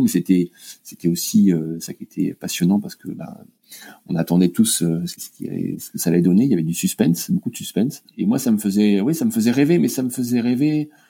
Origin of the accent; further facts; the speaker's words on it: Finistère, Brittany, France; là où j'ai grandi dans le Finistère. J'ai appris à naviguer à saint paul le léon